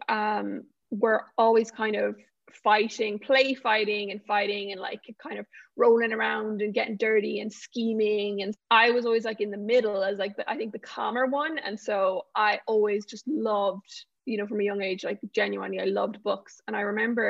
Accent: Galway, Connacht, Ireland; born or raised there

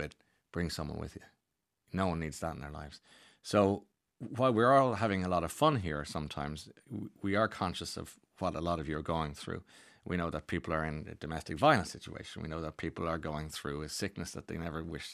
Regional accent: Ireland; as Irish people

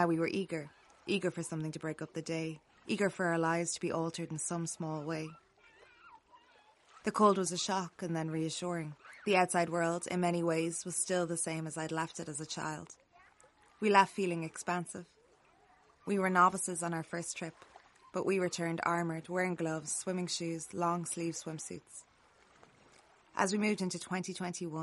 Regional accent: Westmeath, Leinster, Ireland; also born or lived in Kinnegad / Mullingar; growing up in Westmeath

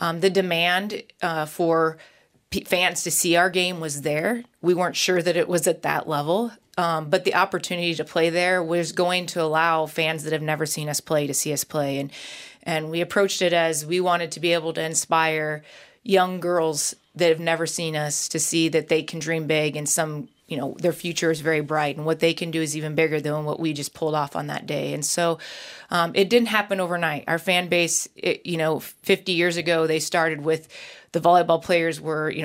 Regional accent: Nebraska, United States; I grew up in Nebraska

